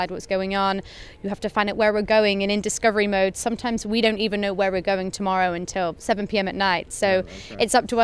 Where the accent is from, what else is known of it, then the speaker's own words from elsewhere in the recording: South West England, United Kingdom; I'm from the southwest of England.